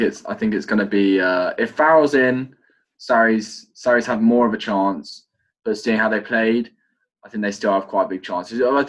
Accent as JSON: {"language": "English", "region": "England", "country": "United Kingdom", "said": "we are English"}